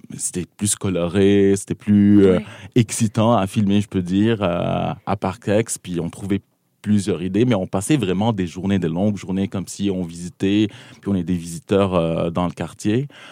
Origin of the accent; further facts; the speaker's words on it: South Lebanon, Lebanon; moved away as an adult; now in Montreal, Canada; je, viens du Liban, donc j'ai grandi au Liban